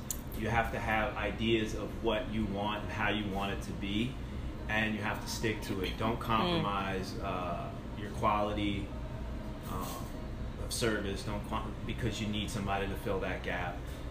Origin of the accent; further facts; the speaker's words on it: East Coast, United States; now in Largo, United States; I come from the East Coast, where if you're 3 miles away from the beach like Largo is, your properties are half a million to multi-million dollar homes.